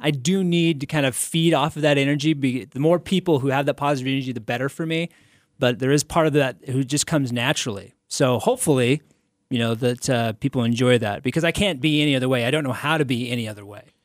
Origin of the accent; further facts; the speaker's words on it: Salt Lake City, Utah, United States; this is where I'm from. This is my hometown